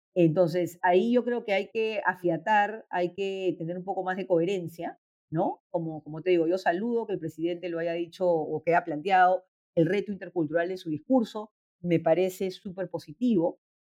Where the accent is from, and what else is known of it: Peru